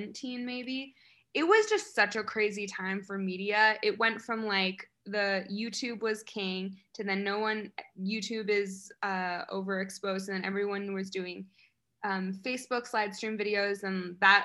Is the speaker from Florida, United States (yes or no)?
no; upstate New York, United States; I was born in New York City, but I was mostly raised in a very small rural farm town in upstate New York.